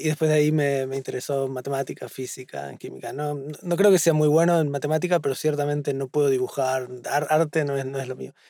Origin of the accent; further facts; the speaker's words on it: Buenos Aires, Argentina; moved away as an adult; now in Boston, United States; En el barrio de Flores, en Buenos Aires, en Capital